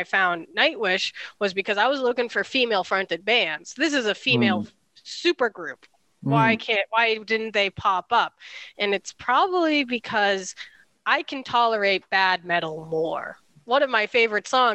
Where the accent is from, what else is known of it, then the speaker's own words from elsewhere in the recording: Massachusetts, United States; growing up in Massachusetts